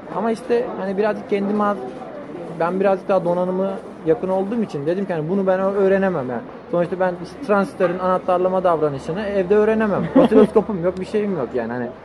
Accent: Antalya, Turkey; moved away as an adult; also born or lived in Bursa / Trabzon; ben Bursa'da doğdum. Antalya'da büyüdüm.

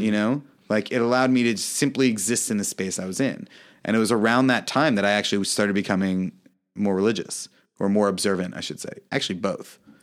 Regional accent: United States; also born or lived in Kyiv, Ukraine; I'm American

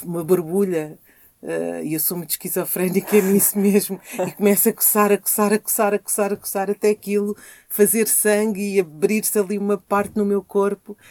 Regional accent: Lisbon, Portugal; also born or lived in Angola; quando eu vivia aqui na Rua de São Paulo, eu vivia num prédio em que viviam só famílias como a minha, em que o pai era timorense e a mãe era angolana

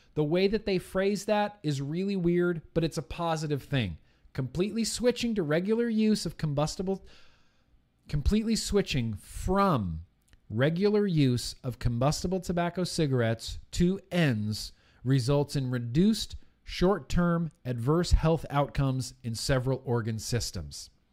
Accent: California, United States; Native to California, born and raised in California

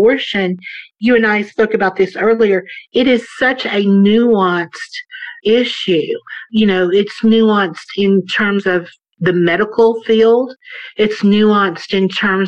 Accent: the South, United States; I grew up in the South

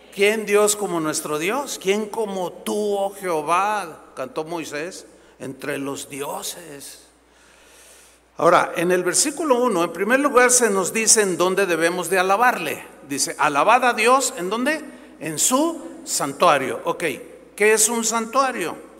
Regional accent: San Luis Potosí, Mexico; moved away; fui a mi tierra, San Luis Potosí, a ver unos familiares

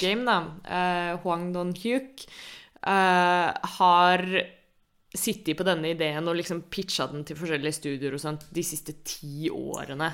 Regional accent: Norway; vi som nordmenn

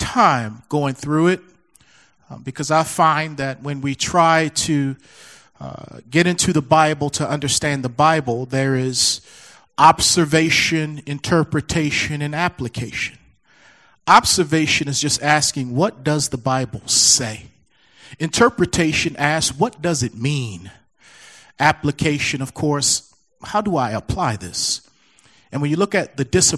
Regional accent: Baltimore, Maryland, United States; moved away; my hometown, Baltimore, Maryland

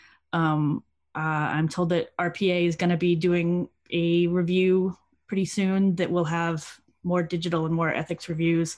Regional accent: American Deep South, United States; now in York, United Kingdom; I'm from the American Deep South, but I'm currently in York in the north of England.

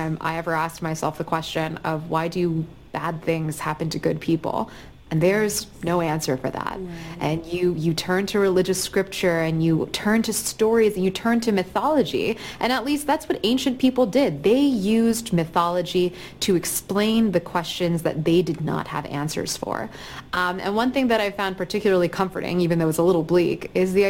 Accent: Atlanta, Georgia, United States; I'm from Atlanta, and I'm from a mixed-race home

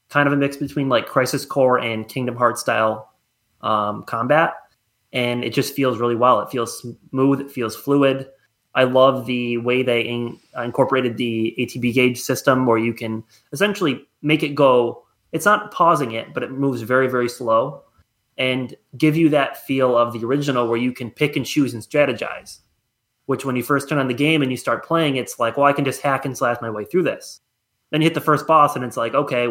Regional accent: Attica, United States; I grew up in Attica.

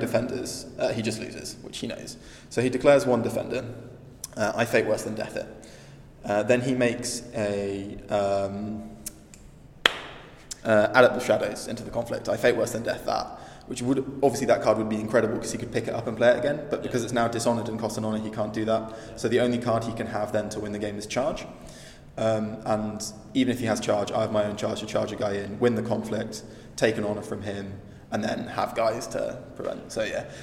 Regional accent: Nottingham, East Midlands, United Kingdom; I'm from Nottingham in England.

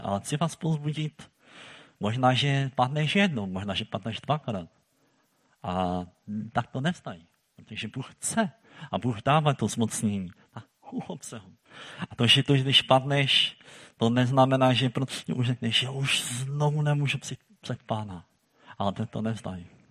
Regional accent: Silesia, Czechia; my tady u nás na Slezsku

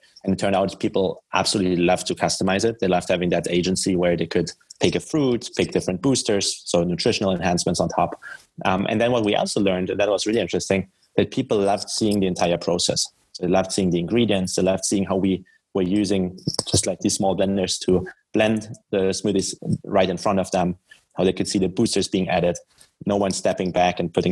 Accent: Germany; English is a second language; moved away as an adult; also born or lived in Munich, Germany / Paris, France; now in Boston, United States; I'm originally from Germany. So if you wonder where my accent is from

